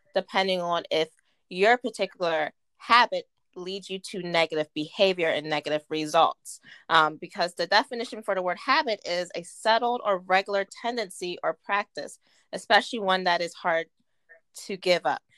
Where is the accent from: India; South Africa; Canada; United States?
United States; Martinsburg, West Virginia; I'm born and raised in Martinsburg, West Virginia